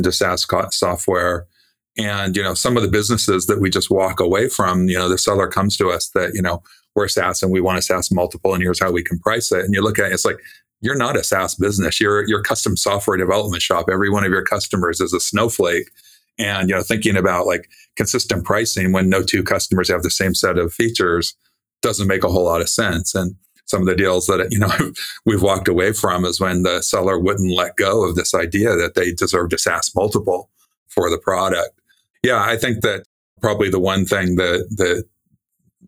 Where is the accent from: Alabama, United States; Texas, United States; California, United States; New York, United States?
California, United States; I was born in California